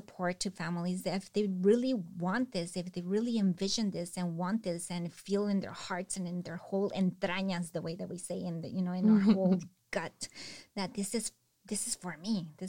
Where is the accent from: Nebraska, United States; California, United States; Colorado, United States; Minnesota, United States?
California, United States; Salinas; And then for Salinas, I grew up here in Salinas and I know the hardships of living here.